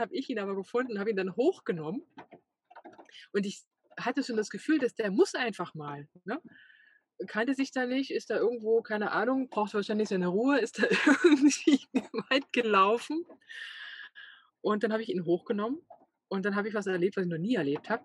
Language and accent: German; Saxony, Germany; moved away; ich komme ja auch aus Sachsen